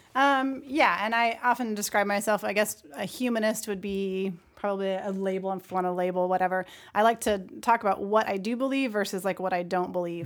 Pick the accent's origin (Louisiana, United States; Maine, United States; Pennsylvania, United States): Maine, United States; Brunswick; moved away as an adult; now in Tennessee, United States; a very wonderful community that I grew up with in Brunswick, Maine.